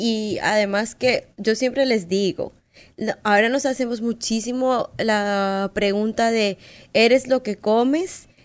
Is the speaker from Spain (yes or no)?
no; Colombia; moved away; yo soy colombiana y en Colombia es igual que acá